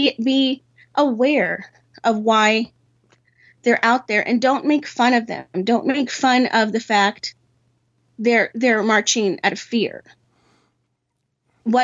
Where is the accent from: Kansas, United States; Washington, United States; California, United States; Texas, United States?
Texas, United States; now in Los Angeles, United States; I grew up in Texas